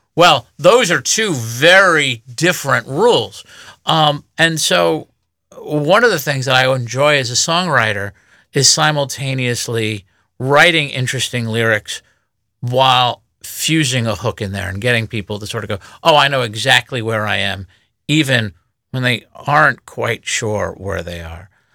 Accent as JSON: {"language": "English", "country": "United States", "tie": "born or raised there", "said": "I grew up in the United States listening to the radio."}